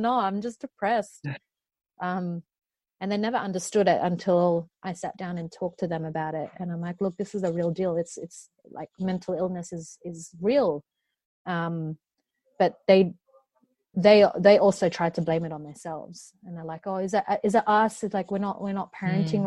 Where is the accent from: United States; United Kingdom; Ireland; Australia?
Australia; born or raised there